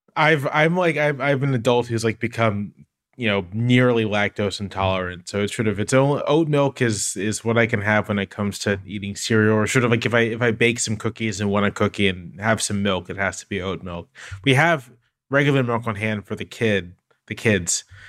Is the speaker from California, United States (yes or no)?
no; Virginia Beach, Virginia, United States; I grew up in Virginia Beach, Virginia. My parents were in the military.